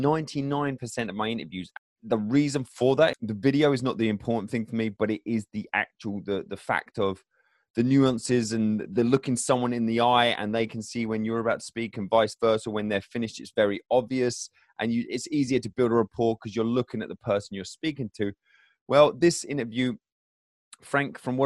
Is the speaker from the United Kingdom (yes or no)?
yes; England, United Kingdom; I'm English